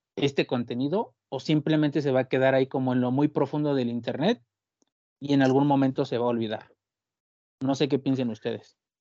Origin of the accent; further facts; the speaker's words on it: Mexico; como mexicano